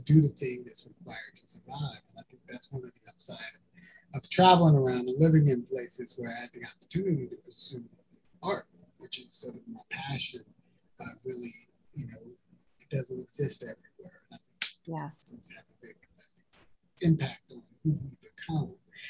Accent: Birmingham, Alabama, United States; born there; also born or lived in East Texas / Northern California; So I was born in Birmingham, Alabama. Both my mom and my dad and myself were all born at the same hospital

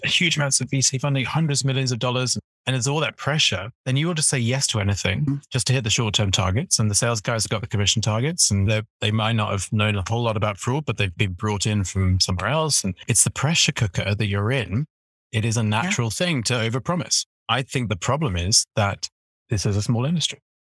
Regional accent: United Kingdom; accent: British; also born or lived in Edinburgh; as a Brit

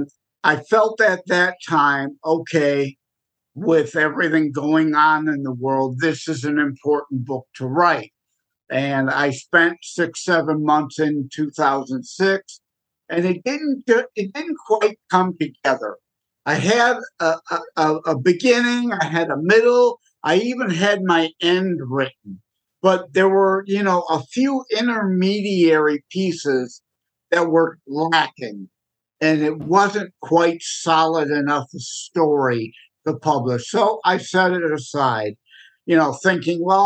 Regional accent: Michigan, United States; I'm born and raised in Michigan

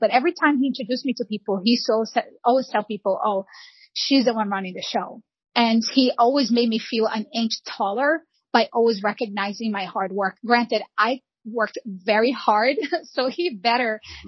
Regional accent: São João de Meriti, Rio de Janeiro, Brazil; now in United States; I was born and raised in Rio de Janeiro.

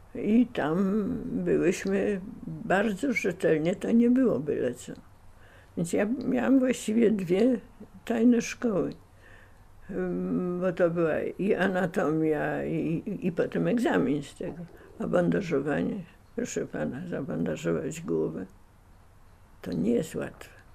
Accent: Warsaw, Masovian Voivodeship, Poland; dom, e, w którym mieszkaliśmy na Polnej, w którym się urodziłem na Polnej 46

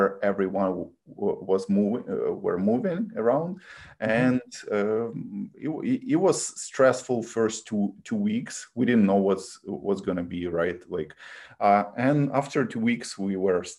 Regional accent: Kyiv, Ukraine; English is a second language; moved away as an adult; now in United States; I was born in Kiev and I lived there most of my life. So Kiev, Ukraine.

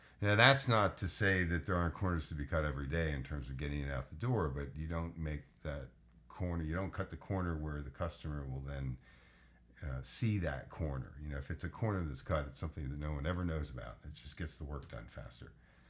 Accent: United States; I'm American, dude. I lived in Europe, but no, I'm sorry. I've been to Europe.

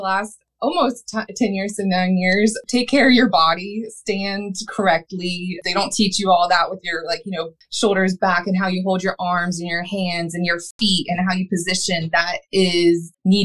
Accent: Atlantic Beach, Florida, United States; also born or lived in Jacksonville, Florida; I'm from Jacksonville, Florida. I grew up in Atlantic Beach

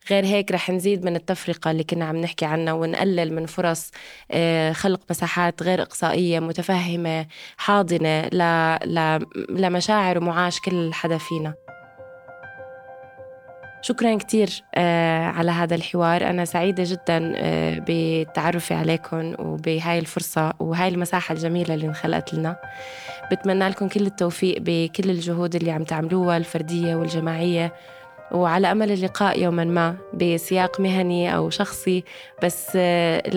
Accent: Syria; حجم خساراتنا كسوريين وسوريات هائل المشاركة السياسية بسوريا معدومة

